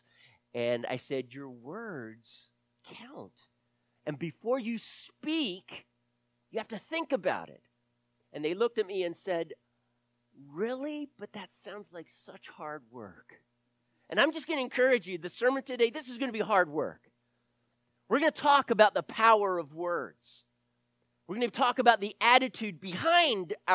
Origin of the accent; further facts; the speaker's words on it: the South, United States; also born or lived in Delaware; I grew up in the South